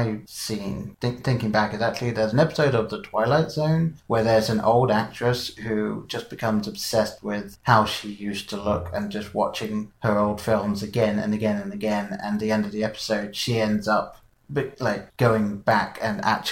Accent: England, United Kingdom; growing up in England

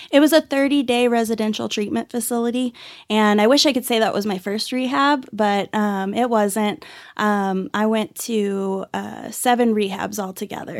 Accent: Dallas-Fort Worth area, Texas, United States; also born or lived in Irving, Texas; now in Amarillo, United States; I was actually born and raised in, uh, Dallas-Fort Worth area. I was born in Irving and grew up all over the Metroplex

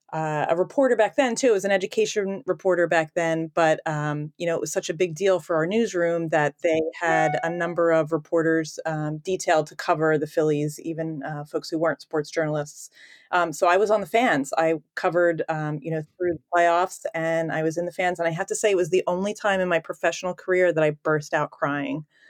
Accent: Philadelphia, Pennsylvania, United States; I grew up in the Northeast

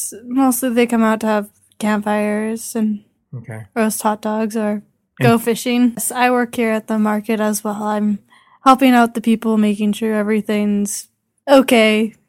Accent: Yorkton, Saskatchewan, Canada; I was born in the area. I was born actually in Yorkton, but I've been living in this area for most of my life.

